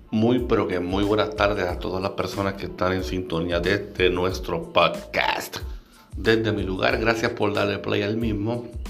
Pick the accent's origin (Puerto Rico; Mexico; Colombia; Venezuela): Puerto Rico; mi país, Puerto Rico.